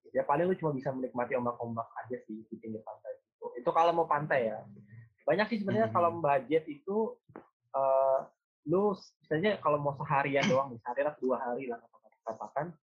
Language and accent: Indonesian; Jakarta, Indonesia; moved away as an adult; also born or lived in Semarang; gue sebagai orang Jakarta, orang Jabodetabek